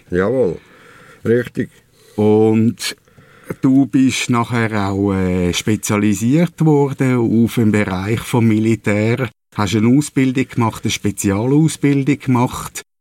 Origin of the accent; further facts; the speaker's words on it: Switzerland; Also ähnlich wie bei uns in der Schweiz ja.